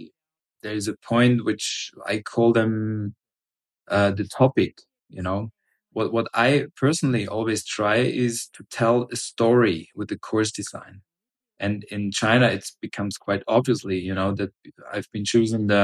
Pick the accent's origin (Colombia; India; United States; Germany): Germany; I'm from Germany